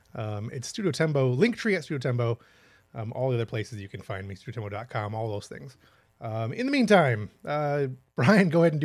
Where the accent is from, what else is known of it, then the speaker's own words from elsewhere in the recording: Michigan, United States; because I'm from Michigan